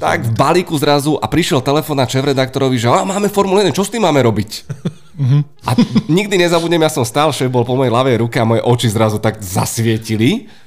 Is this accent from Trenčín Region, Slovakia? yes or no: no; Bratislava, Bratislava Region, Slovakia; Z Petržalky.